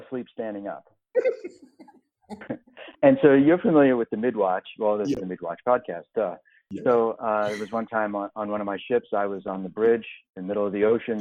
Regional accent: Long Island, New York, United States; I grew up in New York on Long Island, right near the water

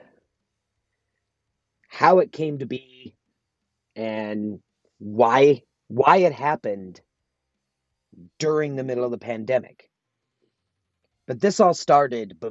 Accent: South Dakota, United States; moved away as an adult; also born or lived in Sioux Falls, South Dakota; now in Sparks, United States; I grew up in South Dakota

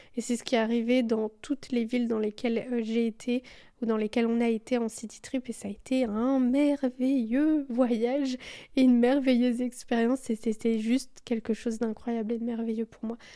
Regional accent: Belgium; je suis belge

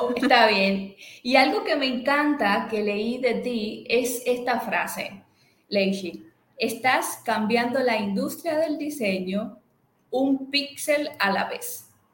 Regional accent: Dominican Republic; moved away as an adult; now in Barcelona, Spain; Soy dominicana, pero hace ya unos añitos que resido y ejerzo igualmente en España, específicamente en la ciudad de Barcelona.

